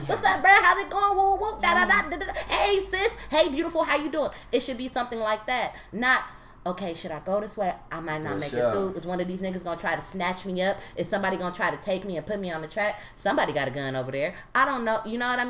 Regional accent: Oakland, California, United States; I'm from East Oakland

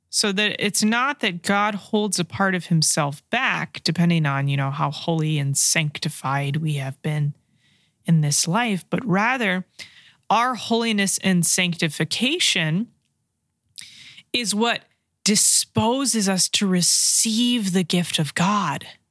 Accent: California, United States; I am from California

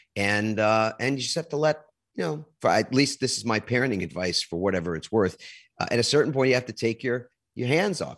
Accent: New York, United States; moved away; also born or lived in New Jersey; I'm originally from New York

